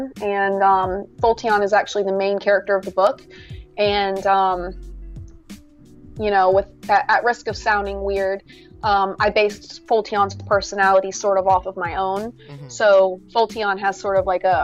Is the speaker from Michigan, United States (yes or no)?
no; South Carolina, United States; I'm from South Carolina